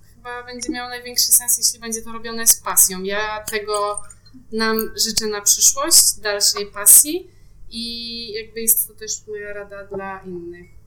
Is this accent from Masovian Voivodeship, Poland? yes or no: no; Bydgoszcz, Kuyavian-Pomeranian Voivodeship, Poland; moved away as an adult; now in Warsaw, Poland; Ja pochodzę z Bydgoszczy